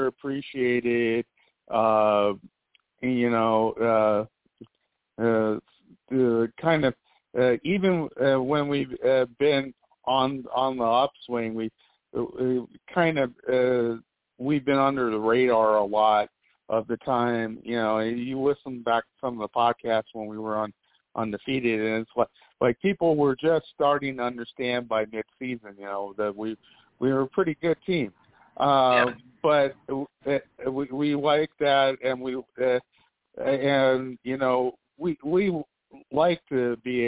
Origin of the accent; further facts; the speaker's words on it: West Coast, United States; growing up on the West Coast